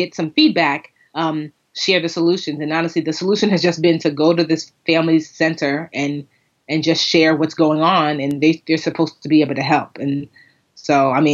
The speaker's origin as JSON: {"language": "English", "town": "Westfield", "region": "New Jersey", "country": "United States", "tie": "born or raised there", "lives_now": "Newark, United States", "said": "I grew up in Westfield, which has one of the best school systems in the state."}